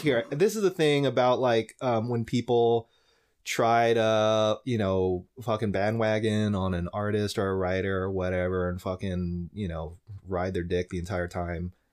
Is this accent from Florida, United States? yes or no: yes; Lakeland, Florida, United States; back in my hometown in Lakeland, uh, Florida